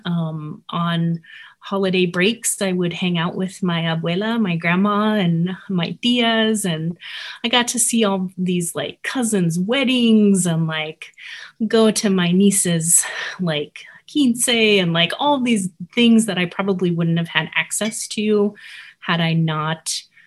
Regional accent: Albuquerque, New Mexico, United States; also born or lived in Kansas; now in Erhard, Minnesota, United States; I was born in Kansas, but grew up in New Mexico.

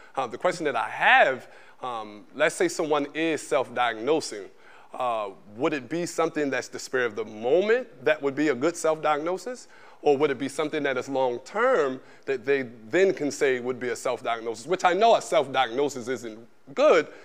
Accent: Baltimore, Maryland, United States; I'm from Baltimore

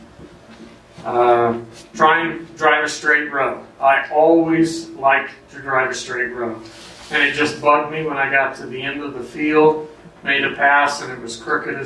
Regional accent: United States; I'm an American male

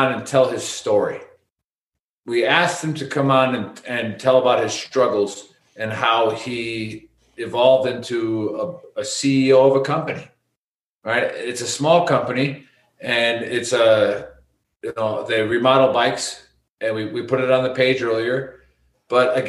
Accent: United States; We're Americans

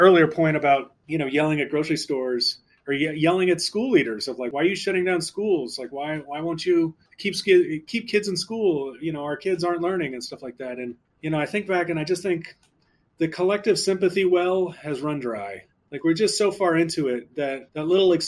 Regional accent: New Orleans, Louisiana, United States; moved away; When I was a kid growing up in New Orleans

